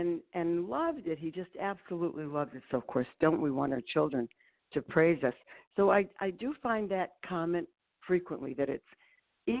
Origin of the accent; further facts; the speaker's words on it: Ohio, United States; moved away as an adult; also born or lived in New York; I moved back to Ohio, Annie. I grew up in Ohio